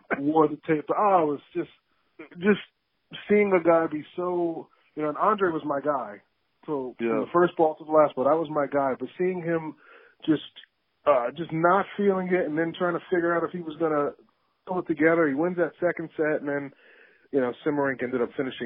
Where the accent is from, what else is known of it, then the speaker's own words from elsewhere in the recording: New Jersey, United States; now in Myrtle Beach, United States; I'm living in Myrtle Beach, South Carolina, but I'm from Jersey.